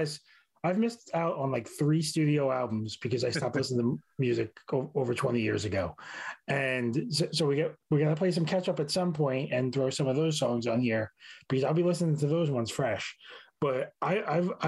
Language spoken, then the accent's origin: English; New York City, New York, United States; born or raised there